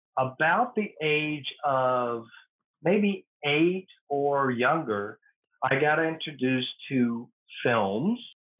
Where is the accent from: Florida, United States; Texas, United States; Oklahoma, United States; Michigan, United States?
Oklahoma, United States; Atoka; moved away as an adult; also born or lived in Durant, Oklahoma; I was born in Durant, Oklahoma, but I was raised in Atoka, Oklahoma, on a farm.